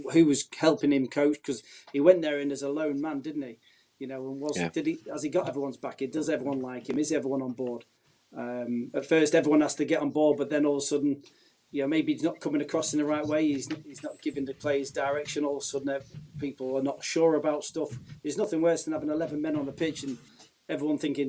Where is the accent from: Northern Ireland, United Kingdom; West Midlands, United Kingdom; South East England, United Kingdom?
West Midlands, United Kingdom; Uttoxeter; near Derby. I'm from Uchoxeter.